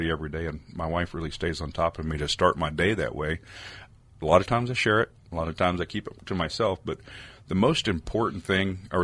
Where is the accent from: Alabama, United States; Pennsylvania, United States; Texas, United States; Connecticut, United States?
Texas, United States; East; also born or lived in Compton, California; growing up in East Texas